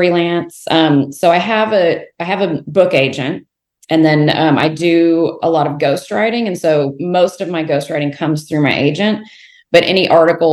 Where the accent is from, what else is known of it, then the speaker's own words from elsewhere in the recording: Houston, Texas, United States; also born or lived in Fort Worth, Texas; So I'm born and raised in Texas, so Fort Worth and then Houston.